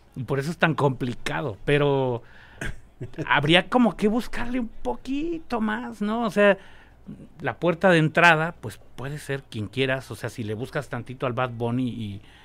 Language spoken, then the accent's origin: Spanish; Mexico City, Mexico; mi barrio desde niño fue La Lagunilla